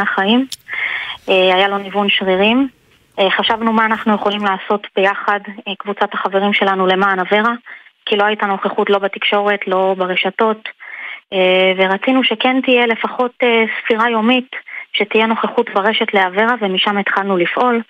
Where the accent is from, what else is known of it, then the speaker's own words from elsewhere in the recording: Ashkelon, Southern District, Israel; גדלתי באשקלון, גם אני בשכונת עתיקות